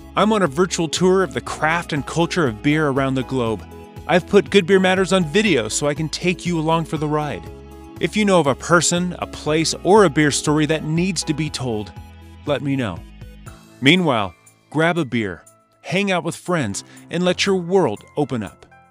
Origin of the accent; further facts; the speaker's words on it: Southern California, United States; I grew up in the Southern California beach